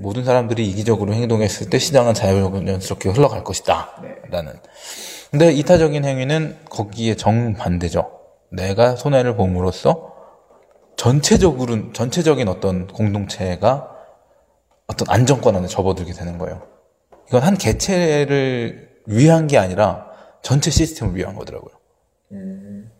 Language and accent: Korean; South Korea